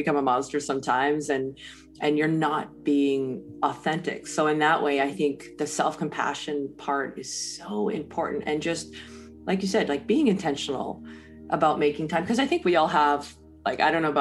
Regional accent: Canada; I'm Canadian

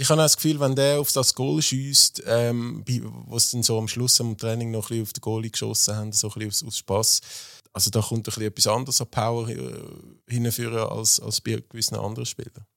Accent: Zurich, Switzerland; ich habe meine Kindheit im Hartturm, äh, verbracht

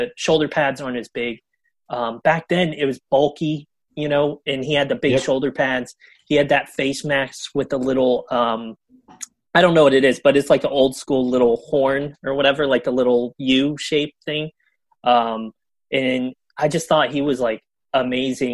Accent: Western North Carolina near Asheville, United States; I was born in Western North Carolina near Asheville, which is like the main city there

